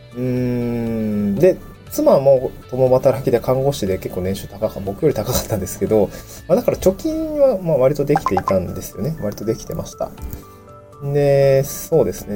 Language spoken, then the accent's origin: Japanese; Niigata, Japan; also born or lived in Tokyo; now in Awaji Island, Japan; 出身地の新潟県